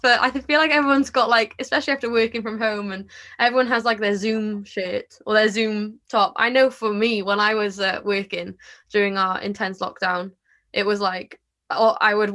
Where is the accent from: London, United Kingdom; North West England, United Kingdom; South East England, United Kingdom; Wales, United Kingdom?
Wales, United Kingdom; Porthcawl; I'm from Porthcawl. I was born here, so yeah, I have never lived anywhere else